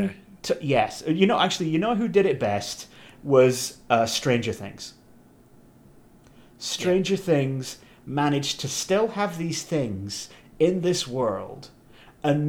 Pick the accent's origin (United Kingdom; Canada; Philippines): United Kingdom; England; being English in the 80s